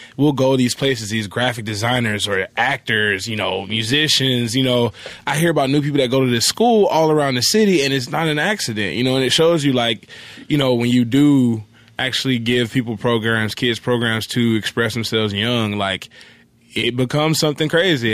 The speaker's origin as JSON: {"language": "English", "town": "Atlanta", "region": "Georgia", "country": "United States", "tie": "born or raised there", "moved": "as an adult", "lives_now": "Los Angeles, United States", "said": "I grew up in Atlanta. I grew up in the, uh, East Point"}